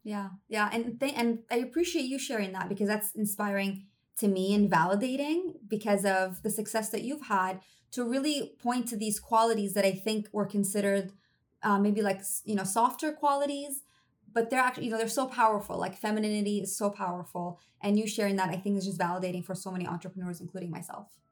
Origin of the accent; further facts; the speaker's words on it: Damascus, Damascus Governorate, Syria; moved away; I'm half Syrian. I grew up in Syria and Damascus. I was there for my entire childhood